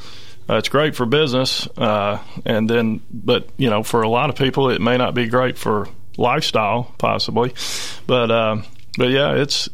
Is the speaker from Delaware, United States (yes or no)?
no; Brentwood, Tennessee, United States; I mean, I was born in the Meadow Lake subdivision, which is right there in the heart of Brentwood on Franklin Road